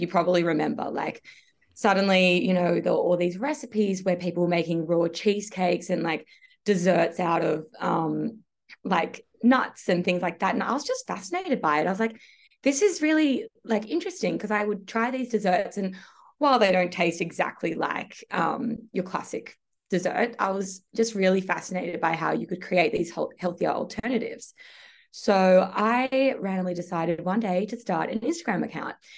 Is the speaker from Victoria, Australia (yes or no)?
no; Sydney, New South Wales, Australia; I am from Sydney. I've always lived in Sydney, so I grew up here